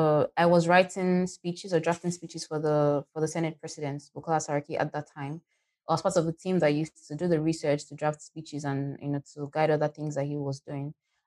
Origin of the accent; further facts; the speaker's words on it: Lagos, Nigeria; moved away as an adult; also born or lived in Kogi State, Nigeria / Ghana / Abuja, Nigeria; now in Senegal; I was born in Kogi State, but then I lived in Lagos with my family up until I finished high school, after which I moved to Ghana.